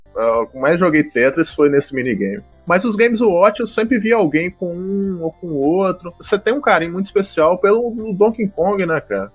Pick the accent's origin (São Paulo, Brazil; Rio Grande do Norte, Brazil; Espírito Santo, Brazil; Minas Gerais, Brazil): Minas Gerais, Brazil; Governador Valadares; eu sou do interior de Minas Gerais, governador Valadares